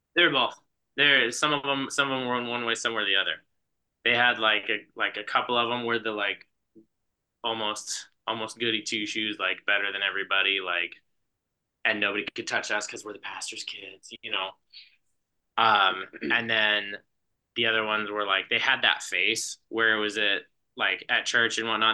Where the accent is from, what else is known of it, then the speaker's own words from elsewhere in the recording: Gallup, New Mexico, United States; moved away; I grew up in New Mexico, in Gallup, like right on the, right on the edge of the Navajo reservation, was where I lived until I was eighteen.